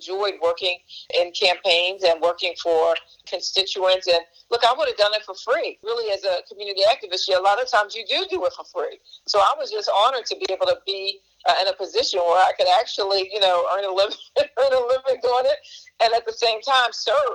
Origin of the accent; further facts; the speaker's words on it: Philadelphia, Pennsylvania, United States; I grew up in North Philadelphia.